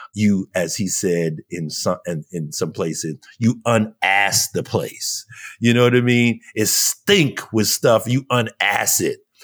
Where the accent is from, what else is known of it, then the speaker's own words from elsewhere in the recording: New York, United States; I'm a New Yorker, man. I come from, I come from New York